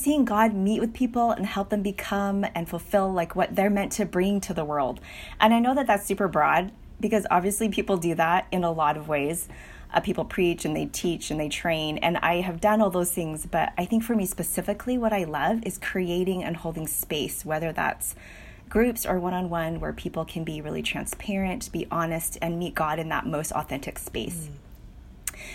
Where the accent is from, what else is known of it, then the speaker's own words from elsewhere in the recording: United States; I am daughter to Chinese immigrant parents. You may not know that I'm Chinese American.